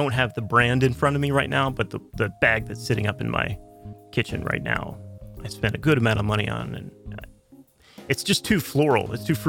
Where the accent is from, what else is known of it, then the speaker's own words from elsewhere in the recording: United States; I'm an American, so I do say Southampton.